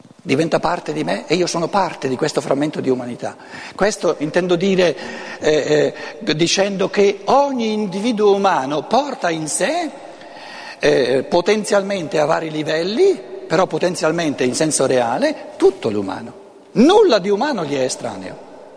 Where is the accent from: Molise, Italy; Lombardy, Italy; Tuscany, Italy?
Lombardy, Italy; first language Lombard; Italian is a second language; la mia lingua materna non è l'italiano, tra l'altro, il lombardo